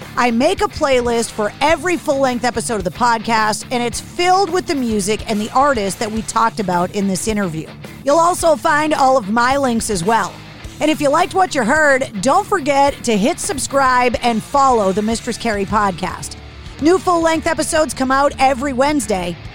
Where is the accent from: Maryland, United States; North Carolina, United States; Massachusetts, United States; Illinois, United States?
Massachusetts, United States; Boston; growing up in New England, in America